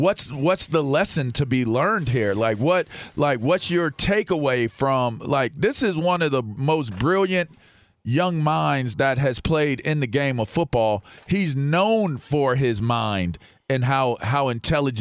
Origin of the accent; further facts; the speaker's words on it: Pittsburgh, Pennsylvania, United States; the community that I grew up in Pittsburgh